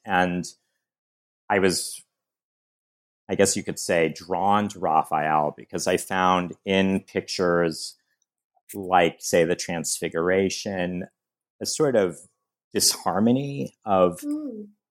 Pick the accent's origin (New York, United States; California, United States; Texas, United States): California, United States; San Diego; I grew up in San Diego, California